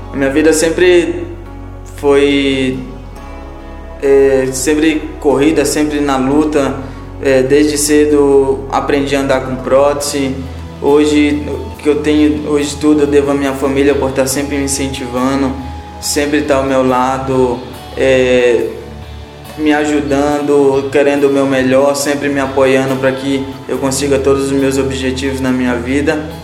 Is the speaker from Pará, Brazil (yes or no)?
yes; Ananindeua, Pará, Brazil; now in São Paulo, Brazil; sou da cidade de Jananindeua, no Pará, fica 10 quilômetros de Belém